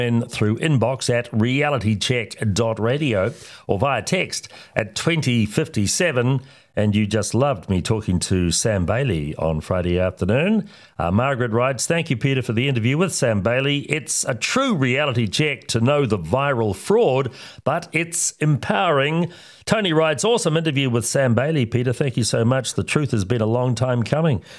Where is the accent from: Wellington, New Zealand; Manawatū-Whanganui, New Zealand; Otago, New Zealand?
Otago, New Zealand; Oamaru; my hometown of Omaru